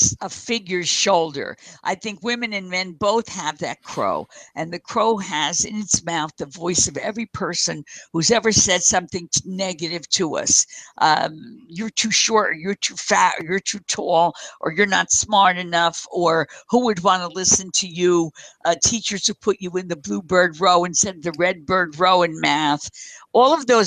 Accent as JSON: {"language": "English", "town": "Paterson", "region": "New Jersey", "country": "United States", "tie": "born or raised there", "said": "grow up on 17th Street in Paterson, New Jersey"}